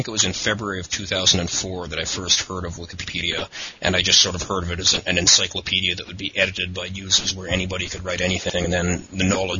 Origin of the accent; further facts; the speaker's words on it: Edmonton, Alberta, Canada; I am a Canadian citizen who has lived most of my life in Edmonton in the western part of Canada